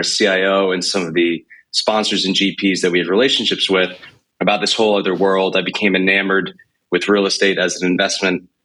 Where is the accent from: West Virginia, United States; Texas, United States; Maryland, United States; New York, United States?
New York, United States; moved away as an adult; also born or lived in Connecticut / Boston; now in Nashville, United States; I'm from New York originally